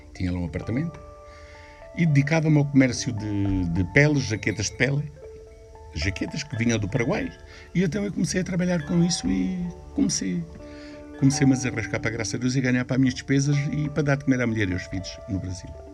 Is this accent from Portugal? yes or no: yes; Portugal; sendo português, eu sendo português, sendo expulso de Portugal, já sou português há 600 anos